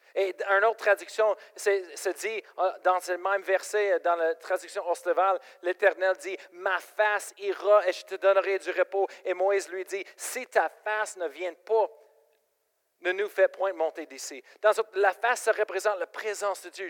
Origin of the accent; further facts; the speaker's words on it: Colorado, United States; French is a second language; moved away as an adult; now in Quebec, Canada; je viens de Colorado